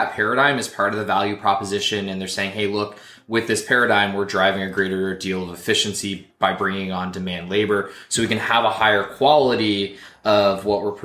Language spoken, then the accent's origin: English; Canada; I'm from Canada